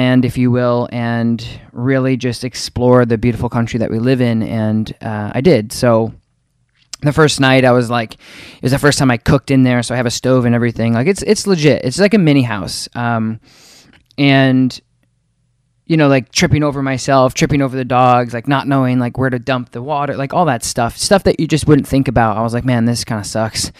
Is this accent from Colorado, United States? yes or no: yes; Colorado Springs, Colorado, United States; I was born in Colorado Springs